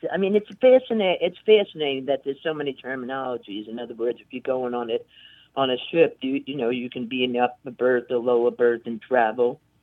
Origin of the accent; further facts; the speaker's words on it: New York City, New York, United States; now in upstate New York, United States; I'm originally from the South Bronx and I live in upstate New York.